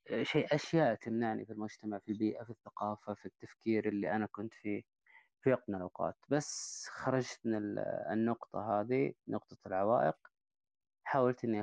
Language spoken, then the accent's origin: Arabic; Taif, Makkah Province, Saudi Arabia; برضو من الطائف نفس الفكرة عمري 39